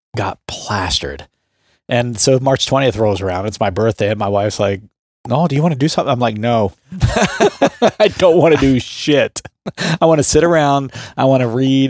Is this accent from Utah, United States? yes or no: no; Southeastern Ohio, United States; I grew up in Southeastern Ohio